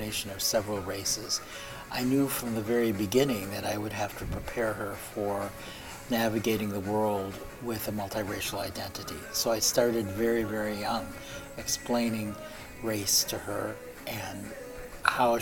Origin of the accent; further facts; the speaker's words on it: Milwaukee, Wisconsin, United States; also born or lived in South Korea; I was adopted along with my twin brother to Milwaukee, Wisconsin. And we came over when we were 8 months old